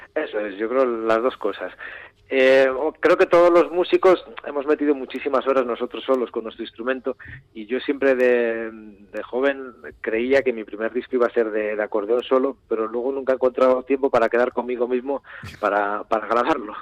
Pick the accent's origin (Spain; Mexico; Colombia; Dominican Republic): Spain; Urretxu, Basque Country; yo soy de Urrecho